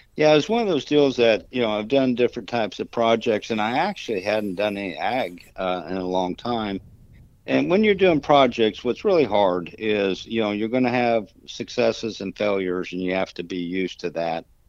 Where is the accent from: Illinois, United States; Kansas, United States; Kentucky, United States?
Kansas, United States; moved away as an adult; also born or lived in Dallas; I grew up in Kansas